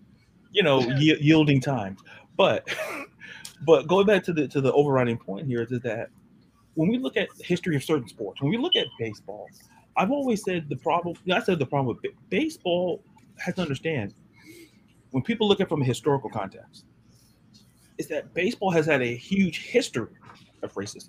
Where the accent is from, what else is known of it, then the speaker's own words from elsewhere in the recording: Florida, United States; I'm from Florida